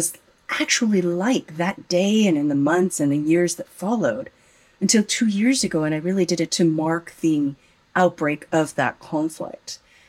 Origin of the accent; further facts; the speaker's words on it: United States; I was born and raised in the United States